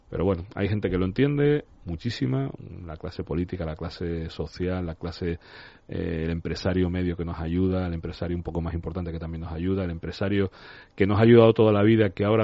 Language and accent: Spanish; Barcelona, Catalonia, Spain; now in Tenerife, Spain; si fuera americano me habrían hecho una película pero no soy americano, soy de Barcelona, vivo en Tenerife hace